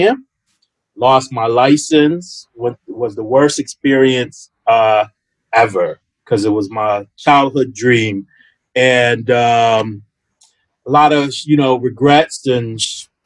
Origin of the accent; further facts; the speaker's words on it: Hartford, Connecticut, United States; I'm from Hartford, Connecticut.